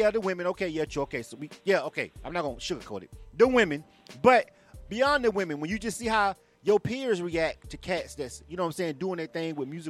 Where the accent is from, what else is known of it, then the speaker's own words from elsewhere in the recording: the South, United States; I'm from the South